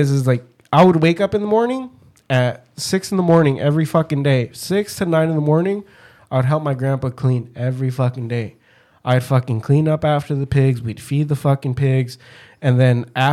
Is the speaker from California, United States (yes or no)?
yes; Pomona, California, United States; also born or lived in Michoacán, Mexico / Garden Grove, California; I would eventually spend the rest of my life mostly here in Pomona